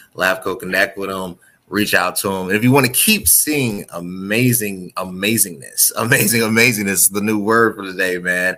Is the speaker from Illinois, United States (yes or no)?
yes; Orland Park, Illinois, United States; I grew up in Orland Park